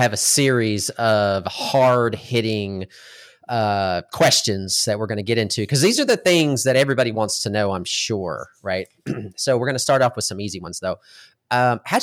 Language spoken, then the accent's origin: English; Texas, United States; also born or lived in New York State; I was born in New York State, and what if my parents never moved to Texas